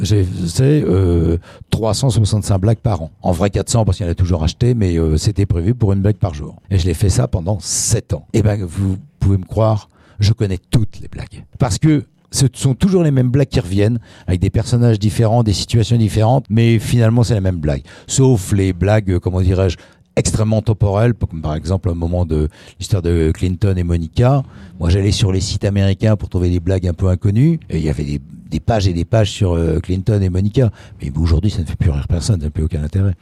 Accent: Paris, Île-de-France, France; en tant que parisien

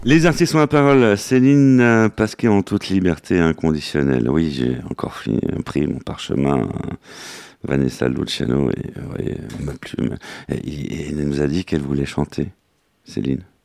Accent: Saint-Sulpice-Laurière, Nouvelle-Aquitaine, France; moved away; mon village natal, Saint-Sulpice-Laurière.

